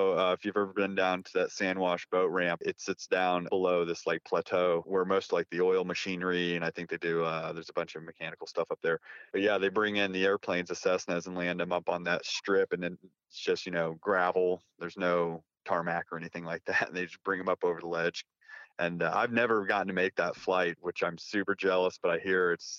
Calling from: Fayetteville, West Virginia, United States; I'm calling from Fayetteville, West Virginia.

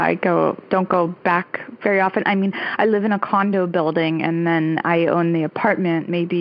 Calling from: Hoboken, New Jersey, United States; I'm calling from Hoboken, New Jersey.

